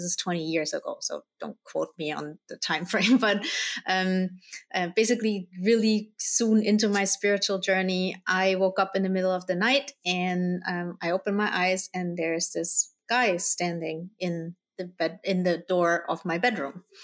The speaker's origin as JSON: {"language": "English", "country": "Germany", "tie": "born or raised there", "also_born_or_lived": "Colombia", "said": "I was born in Colombia. I was adopted by my parents, who are Dutch, and then I grew up in Germany"}